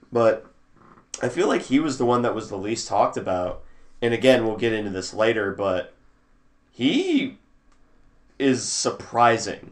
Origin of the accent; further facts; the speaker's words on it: Missouri, United States; I grew up in Missouri